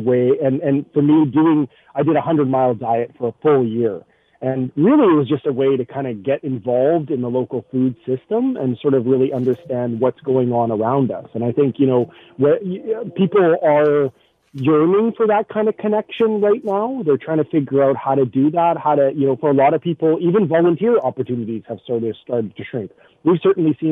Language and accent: English; Winnipeg, Manitoba, Canada; now in Hamilton, Canada; I'm originally from Winnipeg, so I'm used to sort of deep, cold winters